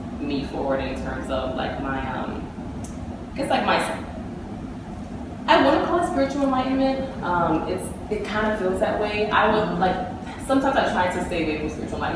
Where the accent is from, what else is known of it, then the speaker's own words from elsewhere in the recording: Miami, Florida, United States; I grew up in Miami, Florida.